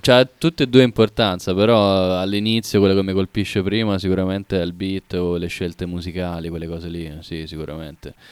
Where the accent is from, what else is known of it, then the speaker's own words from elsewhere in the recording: Jesi, Marche, Italy; A Iesi, in provincia d'Ancona, Iesi con la J.